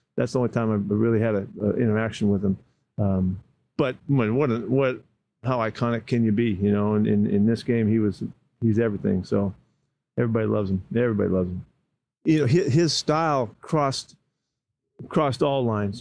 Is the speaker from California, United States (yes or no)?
yes; Bay Area, California, United States; growing up in the Bay Area